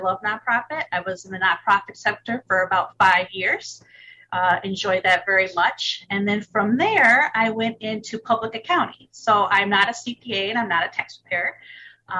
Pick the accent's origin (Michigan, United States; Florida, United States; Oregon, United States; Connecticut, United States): Michigan, United States; I'm originally from Michigan, and I'm still in Michigan. Been a Michigander all my life